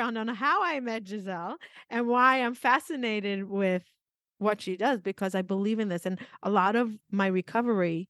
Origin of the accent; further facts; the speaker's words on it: New York, United States; We said that we're from New York